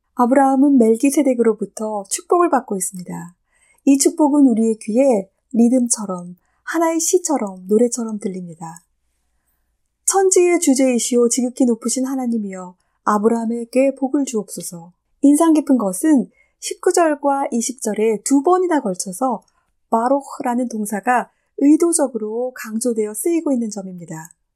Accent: South Korea; moved away as an adult; also born or lived in Germany; 저도 예전에 독일에 살고 있었을 때 독일 친구들이 다른 친구들에게 저를 소개해 줄 때면 언제나 한국에서 온 누구누구야

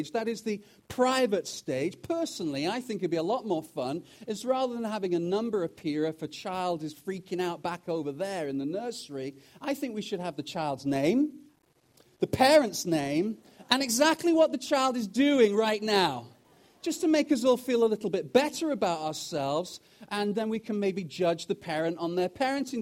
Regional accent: United Kingdom; also born or lived in Wales; now in Canada; as a Brit who's also now Canadian

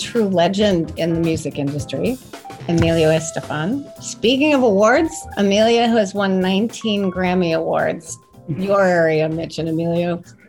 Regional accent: Cali, Valle del Cauca, Colombia; moved away; I grew up in Colombia, in Cali. And so I grew up with Spanish food

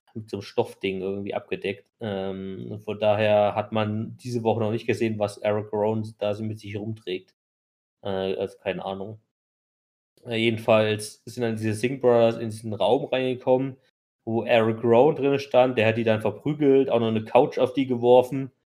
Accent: Germany; wie es für uns halt ist als Deutsche

